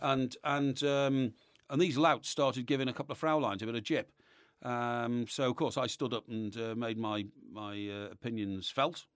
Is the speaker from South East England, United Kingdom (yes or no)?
no; Chester, North West England, United Kingdom; Chester Cathedral is my hometown cathedral